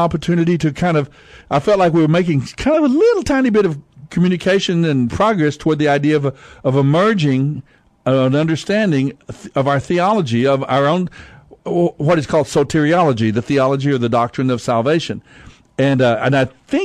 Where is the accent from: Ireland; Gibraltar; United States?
United States; we as American Christians